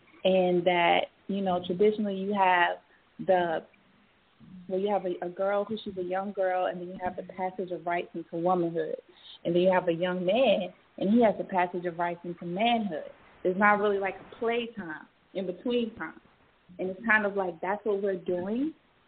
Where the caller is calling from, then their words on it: Atlanta, Georgia, United States; I'm calling from Atlanta, Georgia.